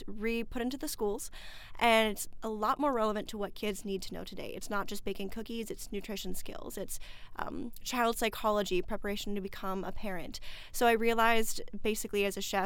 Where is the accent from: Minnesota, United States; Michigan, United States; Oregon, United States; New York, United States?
Minnesota, United States; St. Paul; Well, I'm from Minnesota originally. I'm born and raised in St. Paul in the cities.